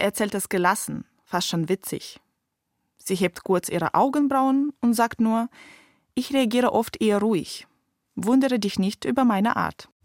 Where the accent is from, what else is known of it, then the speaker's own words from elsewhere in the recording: Donetsk, Donetsk Oblast, Ukraine; moved away; Ich komme auch aus Donetsk, bin dort aufgewachsen, aber schon vor zehn Jahren weggezogen